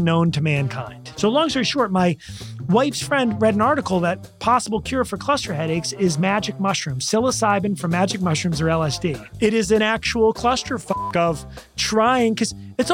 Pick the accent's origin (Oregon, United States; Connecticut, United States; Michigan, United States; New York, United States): Connecticut, United States; West Hartford; moved away as an adult; also born or lived in Providence, Rhode Island / Boston, Massachusetts; now in Los Angeles, United States; I grew up in New England. Okay. I grew up in Connecticut. Okay. And then in West Hartford, Connecticut.